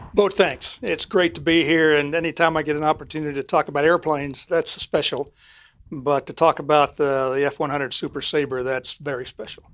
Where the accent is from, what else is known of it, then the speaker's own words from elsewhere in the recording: Ogden, Utah, United States; moved away; I'm from Ogden, Utah